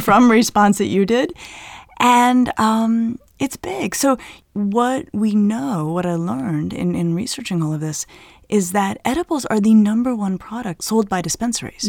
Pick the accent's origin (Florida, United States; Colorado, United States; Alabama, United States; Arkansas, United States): Colorado, United States; moved away; I grew up in Colorado where certainly people around me were smoking marijuana when we were in high school